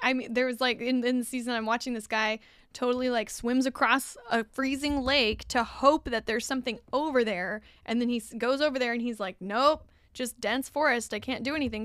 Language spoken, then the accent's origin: English; California, United States; I'm a Californian, tried and true. Never been in the snow for more than just a ski trip